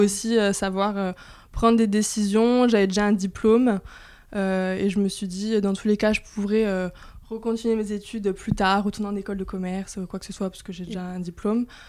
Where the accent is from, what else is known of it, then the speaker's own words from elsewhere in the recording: Corsica, France; je suis corse